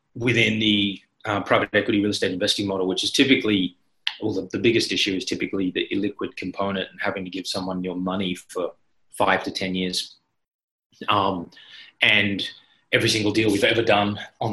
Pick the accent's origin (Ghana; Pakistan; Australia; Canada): Australia; Sydney, New South Wales; moved away as an adult; also born or lived in Shanghai, China / Beijing, China; now in Singapore; I'm Australian, Sydney born and raised.